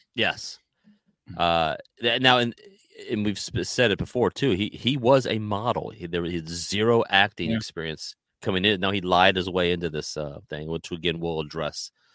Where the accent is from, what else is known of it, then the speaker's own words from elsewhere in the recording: United States; as a American